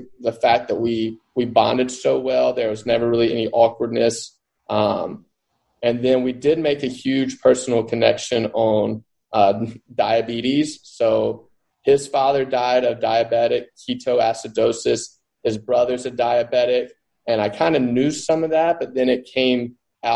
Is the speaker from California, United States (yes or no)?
no; Mississippi Delta, United States; I grew up in the Mississippi Delta